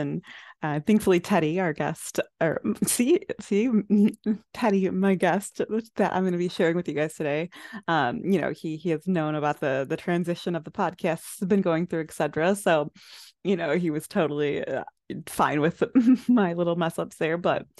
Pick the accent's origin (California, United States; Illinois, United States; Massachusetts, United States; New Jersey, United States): Illinois, United States; I loved just like all of the like fun little things that like we had in common, like with gaming and growing up in Illinois and things of that nature.